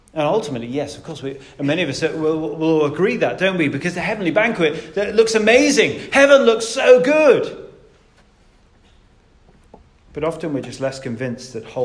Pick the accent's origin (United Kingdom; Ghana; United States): United Kingdom; We're British after all, aren't we?